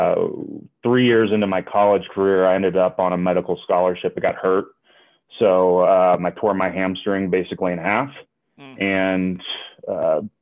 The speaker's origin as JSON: {"language": "English", "town": "Atlanta", "region": "Georgia", "country": "United States", "tie": "born or raised there", "moved": "as an adult", "lives_now": "Denver, United States", "said": "I grew up in the South. I grew up in Atlanta, Georgia"}